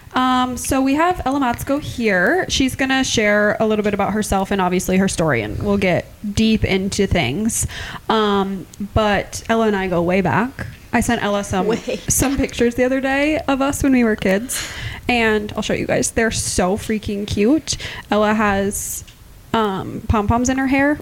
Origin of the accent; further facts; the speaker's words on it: Clear Lake, Iowa, United States; I'm from Clear Lake